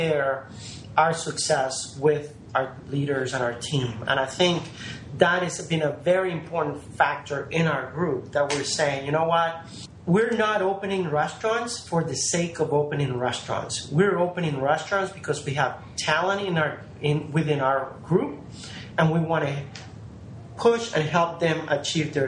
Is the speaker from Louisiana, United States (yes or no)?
yes; New Orleans, Louisiana, United States; I grew up here in New Orleans